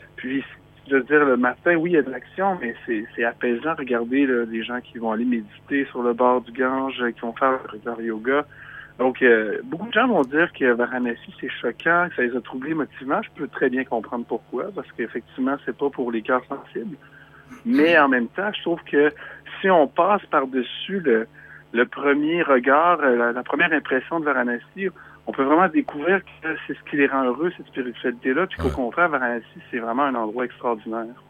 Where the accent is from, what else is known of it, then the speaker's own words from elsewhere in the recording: Quebec, Canada; je suis un vrai Québécois qui habite la ville de Québec